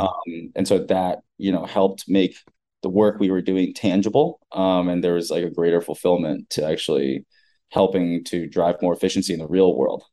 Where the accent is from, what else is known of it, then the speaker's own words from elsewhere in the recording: United States; I was born and raised in America, like first generation